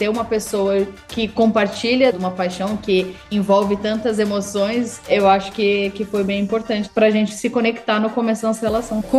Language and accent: Portuguese; Curitiba, Paraná, Brazil; now in Adelaide, Australia; eu sou de Curitiba. Nós estamos na Austrália faz seis anos e meio.